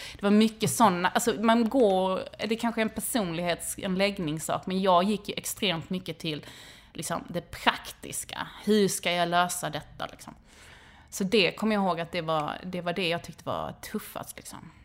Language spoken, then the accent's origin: Swedish; Helsingborg, Skåne, Sweden; jag är uppvuxen utanför Helsingborg i grå läge mellan Domsten och Viken